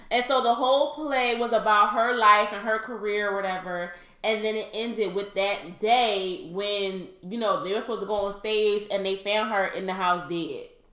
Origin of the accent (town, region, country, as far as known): Philadelphia, Pennsylvania, United States; born or raised there; accent: Philly accent; moved away